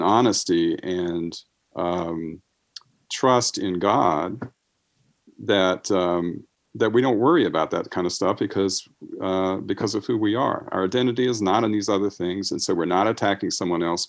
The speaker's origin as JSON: {"language": "English", "country": "United States", "tie": "born or raised there", "said": "growing up in America and growing up Christian"}